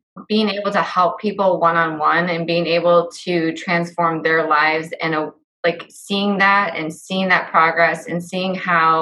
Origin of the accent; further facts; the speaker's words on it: West Liberty, Iowa, United States; I grew up in a small town. I grew up in West Liberty, Iowa.